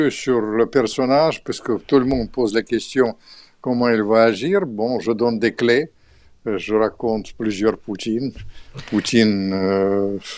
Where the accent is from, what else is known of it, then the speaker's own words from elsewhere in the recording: Russia; je suis bouleversé parce que je suis russe et ukrainien. Mon père était un grand ukrainien